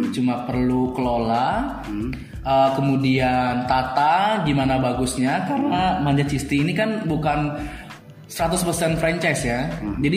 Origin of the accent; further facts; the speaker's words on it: Padang, West Sumatra, Indonesia; karena saya juga dari Sumatera Barat dari Padang jadi memang mungkin udah uratnya mereka berdagang